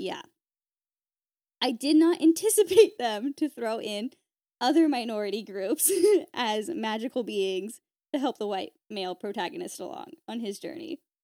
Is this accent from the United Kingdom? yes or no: no; United States; as an American